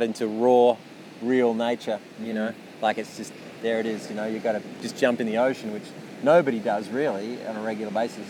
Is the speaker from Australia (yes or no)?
yes; Yallingup, Western Australia, Australia; moved away; I remember going back to my hometown where I grew up. I mostly sort of spent most of my time in a place called Yellingup, which is where Taj grew up.